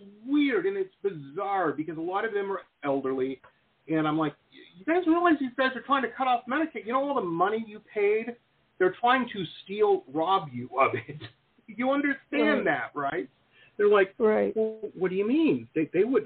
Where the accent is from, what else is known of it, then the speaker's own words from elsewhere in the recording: Detroit, Michigan, United States; now in Florida, United States; I grew up in Detroit